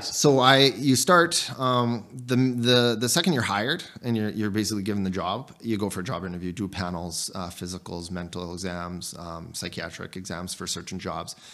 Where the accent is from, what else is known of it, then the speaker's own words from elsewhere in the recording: Canada; as a Canadian soldier